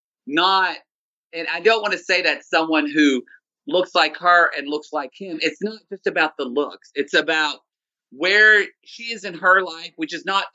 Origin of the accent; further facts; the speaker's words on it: Southern Oklahoma, United States; when I was a young boy growing up in Southern Oklahoma